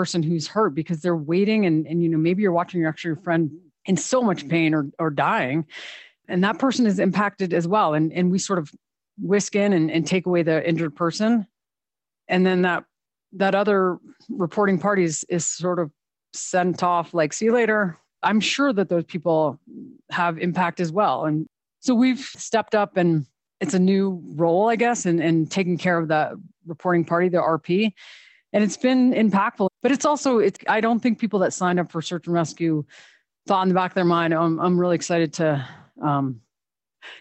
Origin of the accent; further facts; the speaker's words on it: Vermont, United States; now in Teton County, United States; I'm originally from Vermont, and I did not ski when I moved here.